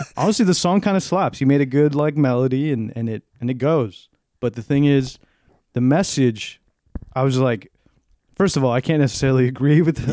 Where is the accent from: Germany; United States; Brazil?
United States; South Texas; moved away; being a Hispanic person, growing up in South Texas